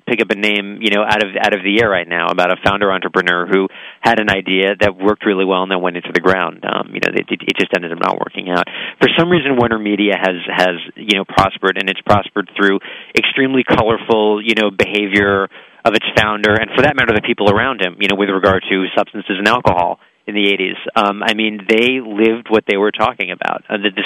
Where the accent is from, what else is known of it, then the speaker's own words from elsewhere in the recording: New Jersey, United States; I grew up in New Jersey